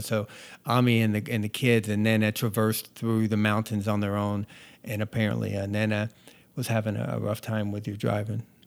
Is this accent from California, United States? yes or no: no; North Georgia, United States; moved away; I was born and raised in North Georgia